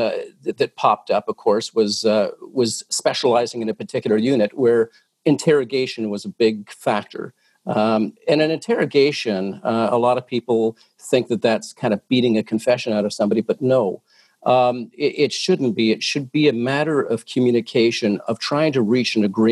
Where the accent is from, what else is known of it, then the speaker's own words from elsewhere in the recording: Oshawa, Ontario, Canada; now in Toronto, Canada; I was born and raised in Oshawa